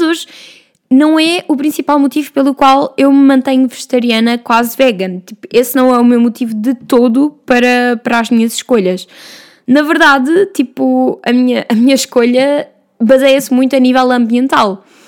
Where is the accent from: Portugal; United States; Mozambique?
Portugal; Vila Franca de Xira, Lisbon; eu venho de Vila Franca de Xira, lá ao lado de Castanheira do Ribatejo